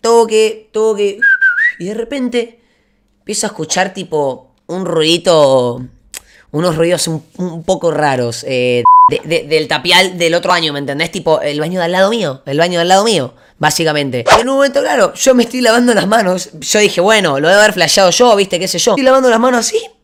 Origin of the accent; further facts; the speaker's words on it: Buenos Aires, Argentina; en Buenos Aires, Argentina, de, de donde soy yo